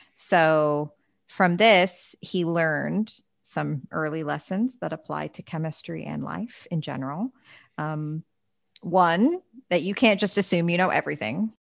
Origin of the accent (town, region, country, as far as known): United States